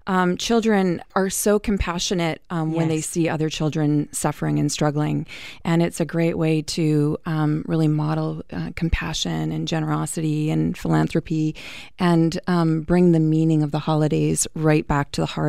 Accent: Vancouver, British Columbia, Canada; I'm from Vancouver

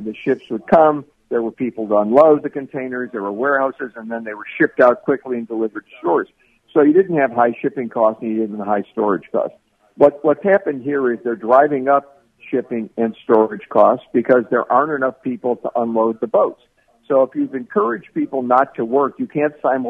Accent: Cleveland, Ohio, United States; Cleveland's my hometown

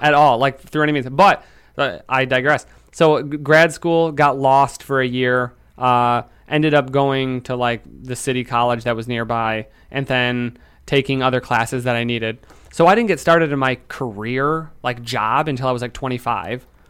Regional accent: Lansing, Michigan, United States; I'm from Michigan. I'm from Lansing

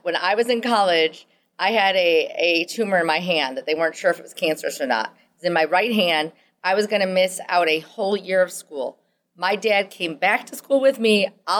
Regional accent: Midwest, United States; accent: Midwestern; you can hear my Midwestern accent.

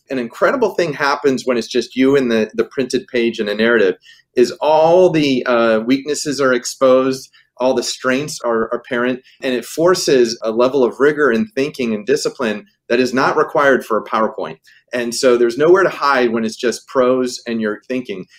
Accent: Pittsburgh, Pennsylvania, United States; moved away; I was a kid growing up in Pittsburgh

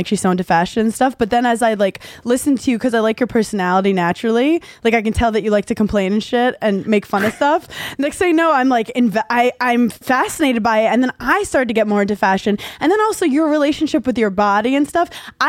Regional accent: New York City, New York, United States; I'm from Brooklyn originally

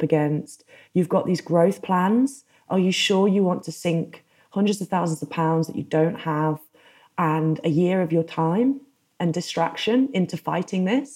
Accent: United Kingdom; moved away as an adult; also born or lived in North America; my home country of the UK

